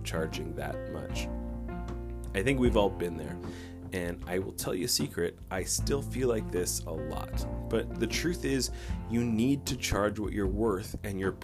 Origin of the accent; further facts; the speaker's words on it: Canada; I'm Canadian